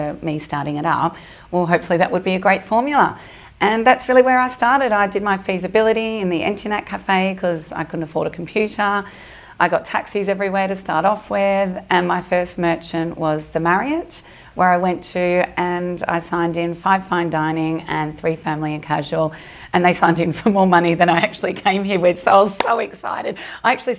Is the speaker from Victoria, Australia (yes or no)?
yes; Melbourne, Victoria, Australia; moved away as an adult; now in Dubai, United Arab Emirates; I'm from Australia, from Melbourne. I came to Dubai when I was 26.